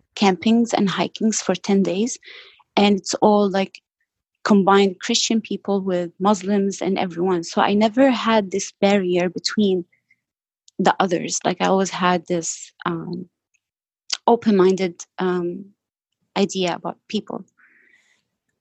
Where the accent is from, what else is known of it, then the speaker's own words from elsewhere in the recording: Homs, Homs Governorate, Syria; English is a second language; moved away as an adult; now in United States; I'm from a small city called Homs in Syria.